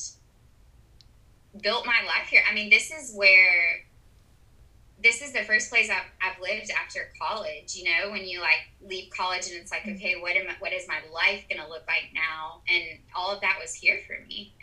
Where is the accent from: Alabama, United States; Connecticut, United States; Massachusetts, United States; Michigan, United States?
Alabama, United States; Auburn; moved away as an adult; now in Uruguay; I come from Auburn, Alabama